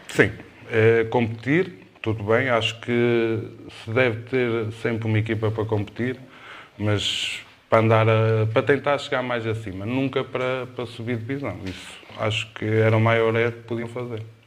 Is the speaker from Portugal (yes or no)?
yes; Cerva, Norte, Portugal; eu sou de Serba, eh, comecei nas camadas jovens